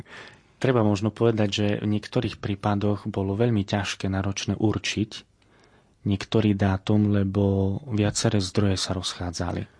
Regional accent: Fričovce, Prešov Region, Slovakia; odkiaľ pochádzam z Fričoviec

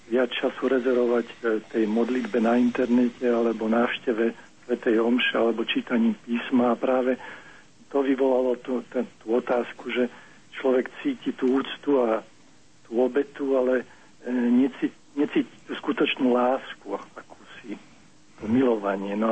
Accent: Nitra, Nitra Region, Slovakia; now in Prague, Czechia; ja volám z Prahy, som ináč Nitran.

